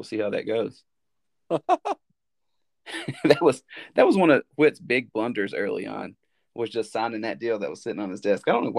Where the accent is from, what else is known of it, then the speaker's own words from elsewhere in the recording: Marion, Virginia, United States; now in Chicago, United States; the tennis coach was from my hometown, Jim Thompson. Marion?